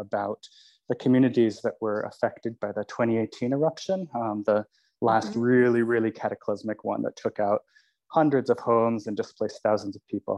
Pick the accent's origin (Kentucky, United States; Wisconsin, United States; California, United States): California, United States; I'm from California